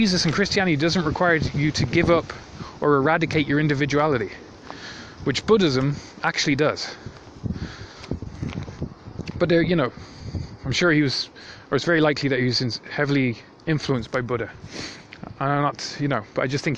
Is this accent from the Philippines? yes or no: no; Ireland; accent: Irish; the country I'm from, I'm not Irish, but it's where I got this accent.